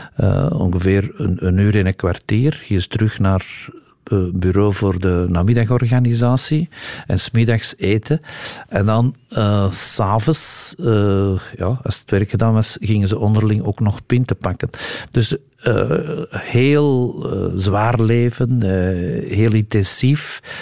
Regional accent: Antwerp, Flanders, Belgium; also born or lived in Hesbaye; ik ben een echte Antwerpenaar

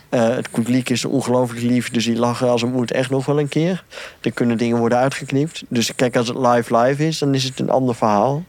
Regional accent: Ypres, Flanders, Belgium; ik kom uit Ieper

